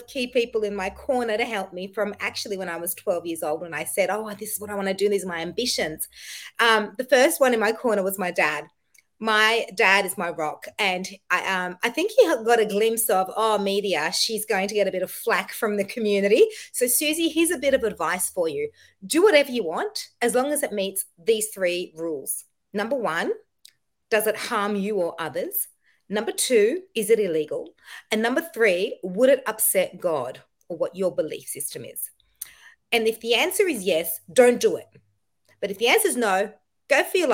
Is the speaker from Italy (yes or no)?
no; Egypt; I'm Egyptian